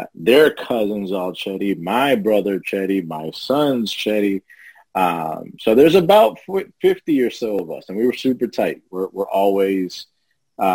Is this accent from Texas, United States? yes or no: no; Lawrence, Massachusetts, United States; also born or lived in Dominican Republic; I hail from Lawrence, Massachusetts, big up to the law town. I've been here since I came to this country. So meaning I was born in Dominican